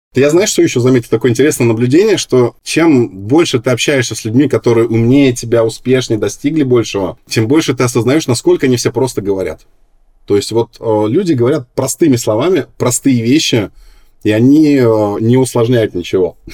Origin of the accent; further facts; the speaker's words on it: Minsk, Belarus; now in Moscow, Russia; я родился вообще не в Москве, а в Минске